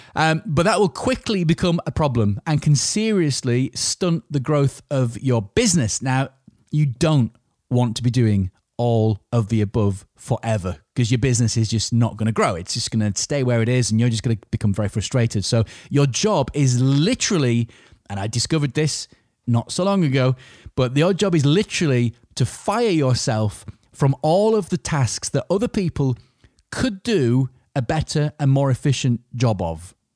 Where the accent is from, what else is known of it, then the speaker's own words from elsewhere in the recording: Yorkshire and the Humber, United Kingdom; I'm a Yorkshireman